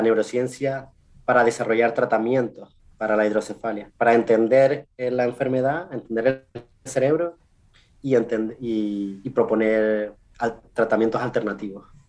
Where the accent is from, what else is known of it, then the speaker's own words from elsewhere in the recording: Canary Islands, Spain; first language Spanish; moved away as an adult; also born or lived in Chile / England; now in United States; yo soy de las Islas Canarias, unas islas pequeñitas, enfrente de Marruecos, enfrente de África, que, que, que forman parte de España.